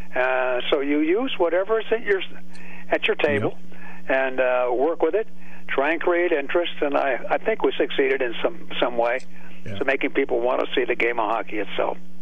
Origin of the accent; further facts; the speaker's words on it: California, United States; moved away as an adult; now in Pittsburgh, United States; I grew up in California